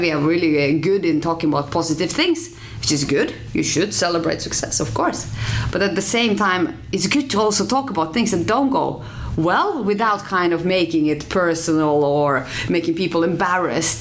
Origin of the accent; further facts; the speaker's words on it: Finland; moved away as an adult; also born or lived in Norway; now in Oslo, Norway; I'm from Finland